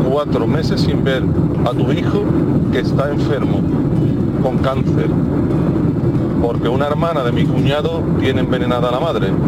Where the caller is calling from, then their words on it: Seville, Andalusia, Spain; de Sevilla.